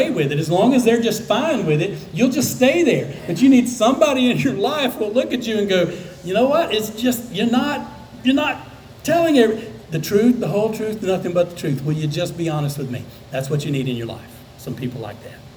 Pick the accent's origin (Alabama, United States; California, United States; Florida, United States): Alabama, United States; South; I grew up in South Alabama.